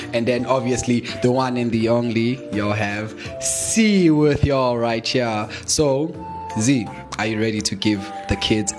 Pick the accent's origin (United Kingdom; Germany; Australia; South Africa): South Africa